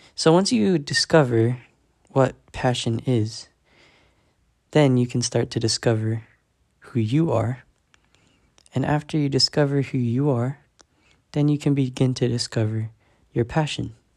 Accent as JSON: {"language": "English", "town": "San Diego", "region": "California", "country": "United States", "said": "I'm fourteen years old, and I am from San Diego, California, the six one nine"}